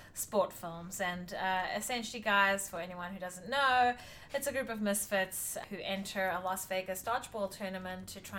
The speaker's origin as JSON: {"language": "English", "country": "South Africa", "moved": "yes"}